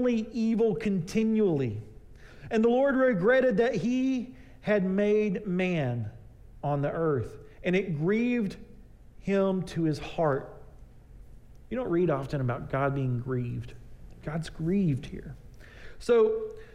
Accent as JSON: {"language": "English", "region": "East Texas", "country": "United States", "tie": "born or raised there", "said": "I grew up out in East Texas"}